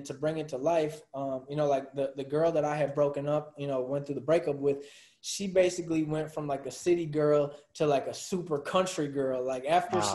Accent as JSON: {"language": "English", "town": "Milwaukee", "region": "Wisconsin", "country": "United States", "said": "We're all from Milwaukee"}